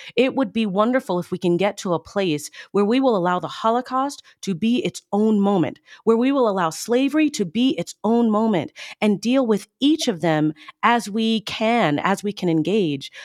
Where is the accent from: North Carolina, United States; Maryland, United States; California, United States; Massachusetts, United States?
Maryland, United States; Baltimore; I grew up in the Baltimore, D C area.